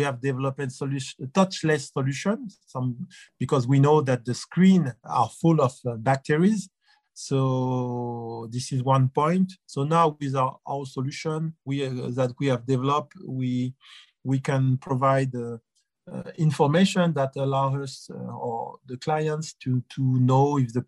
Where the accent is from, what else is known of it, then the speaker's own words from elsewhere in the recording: France; accent: French; English is a second language; now in Beijing, China; I'm from France, I'm European